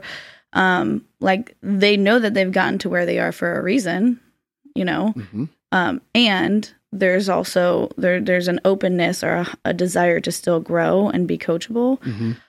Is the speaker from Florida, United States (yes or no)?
yes; Florida, United States; I'm from Florida, born and raised